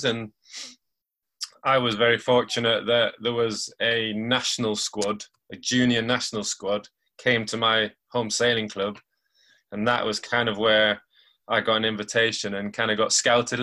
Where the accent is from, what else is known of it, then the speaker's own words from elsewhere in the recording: Lancashire, North West England, United Kingdom; you might have got it from my accent, but I'm from Lancashire, up north.